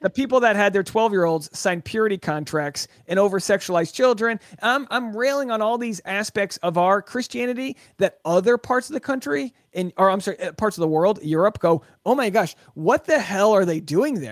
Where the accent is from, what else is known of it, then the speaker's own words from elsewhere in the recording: Newport, Rhode Island, United States; I'm from Newport, Rhode Island. My town was founded in the sixteen hundreds